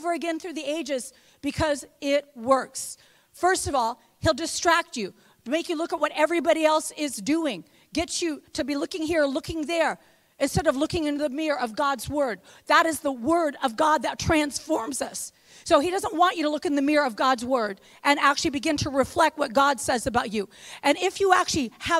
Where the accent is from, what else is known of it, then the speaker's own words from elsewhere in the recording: West Lafayette, Indiana, United States; I'm from the real Indiana. I'm from West Lafayette, Indiana.